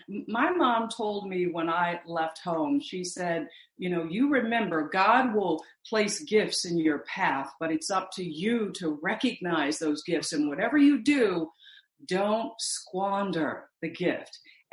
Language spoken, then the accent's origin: English; Missouri, United States; because most of my family, even though I grew up in Missouri, they migrated from Mississippi.